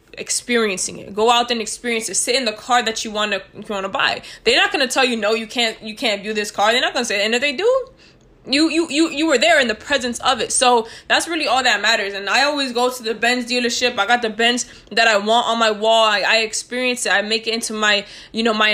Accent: New York, United States; moved away; we're from New York

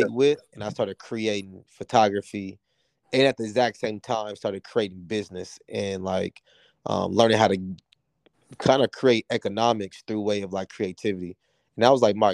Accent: San Diego, California, United States; moved away as an adult; also born or lived in Washington, D.C. / New York; now in Los Angeles, United States; I was born and raised in Southeast San Diego.

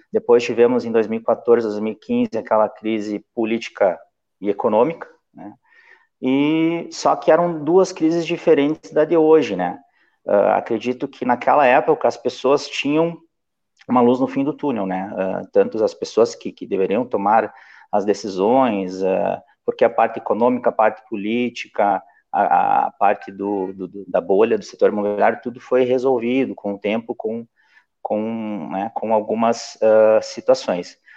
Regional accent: Santo Ângelo, Rio Grande do Sul, Brazil; also born or lived in Ijuí; Bom, eu nasci em Juí, mas com oito anos vim para Santo Ângelo, né?

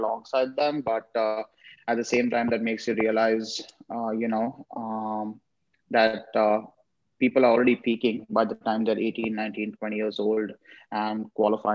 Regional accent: Mumbai, Maharashtra, India; moved away as an adult; now in Los Angeles, United States; I grew up in Mumbai, India, and I started competing at the school level

